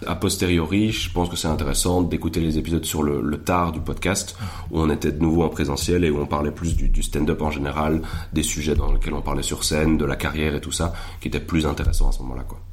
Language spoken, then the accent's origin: French; Belgium